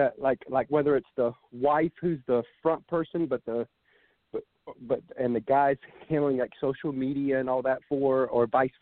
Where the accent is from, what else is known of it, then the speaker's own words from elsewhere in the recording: Georgia, United States; because she was from Kentucky, I'm from Georgia, and we met online back in 02.